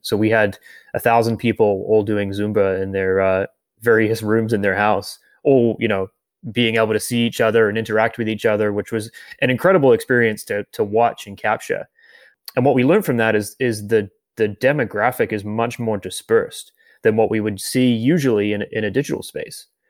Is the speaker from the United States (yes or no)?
no; New Zealand; moved away as an adult; now in Canada; my home country of New Zealand. And I moved to Canada about nine years ago.